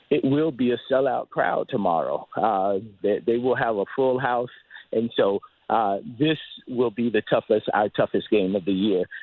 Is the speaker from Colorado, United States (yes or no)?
no; Dunedin, Florida, United States; now in Toronto, Canada; I'm a Florida boy, grew growing up in Dunedin